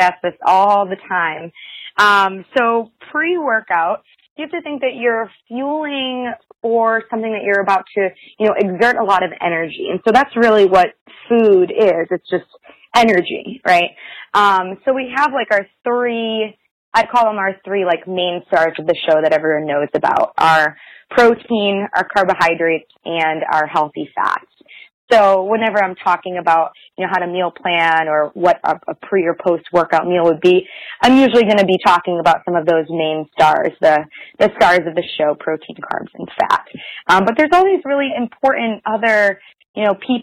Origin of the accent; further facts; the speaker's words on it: Boston, Massachusetts, United States; moved away as an adult; also born or lived in Virginia; now in Cincinnati, United States; so I grew up in Boston, South Shore, Massachusetts, surrounded with a lot of, like, fresh seafood